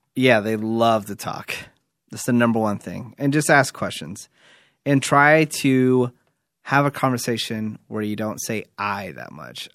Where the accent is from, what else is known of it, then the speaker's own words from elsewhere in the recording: New York, United States; moved away; also born or lived in Fremont, California; I'm from New York, but I did live in, I did live in Fremont, California for a while, too